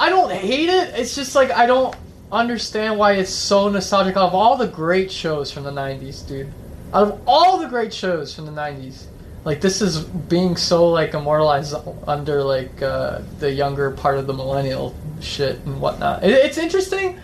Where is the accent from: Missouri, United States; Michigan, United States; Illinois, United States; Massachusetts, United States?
Illinois, United States; Chicago; we're from Chicago.